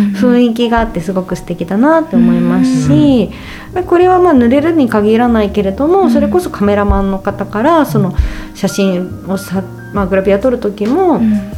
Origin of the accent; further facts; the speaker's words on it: Saitama, Japan; 私埼玉出身なんですけれども